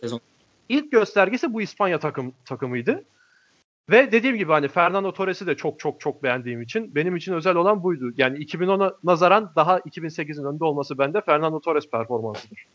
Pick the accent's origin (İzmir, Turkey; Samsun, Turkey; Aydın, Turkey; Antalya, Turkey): Antalya, Turkey; Alanya; ben ilkokulu Alanya'da okudum. Alanya'da büyüdüm ben.